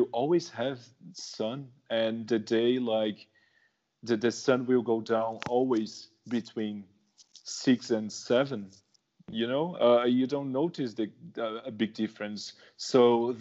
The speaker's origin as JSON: {"language": "English", "region": "São Paulo", "country": "Brazil", "moved": "as an adult", "said": "I'm from São Paulo, so I'm from Southeast"}